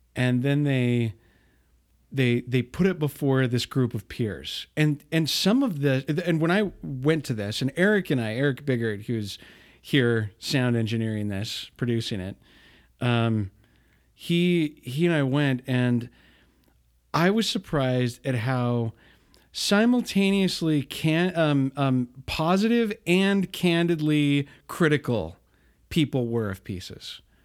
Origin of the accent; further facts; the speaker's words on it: Bountiful, Utah, United States; I grew up in Bountiful, not far away from you